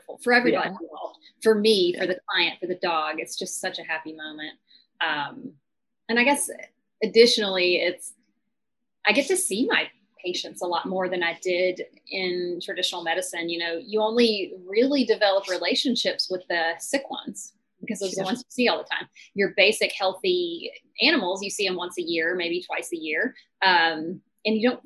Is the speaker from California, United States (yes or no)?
no; Nashville, Tennessee, United States; also born or lived in Savannah, Georgia; I moved back to my hometown to Nashville